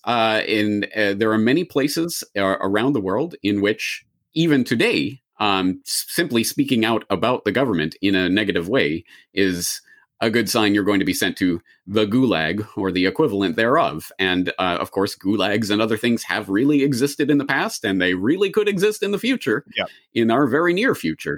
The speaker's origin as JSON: {"language": "English", "country": "Canada", "moved": "yes", "lives_now": "Japan", "said": "a Canadian in Japan who has spent a grand total of maybe, I don't know, seven days of my life in the United States"}